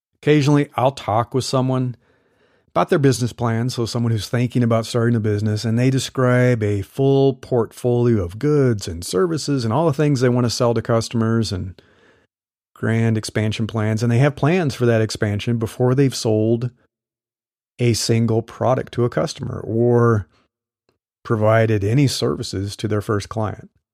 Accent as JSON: {"language": "English", "region": "Midwest", "country": "United States", "tie": "born or raised there", "also_born_or_lived": "Texas", "moved": "as an adult", "lives_now": "California, United States", "said": "I grew up in the Midwest"}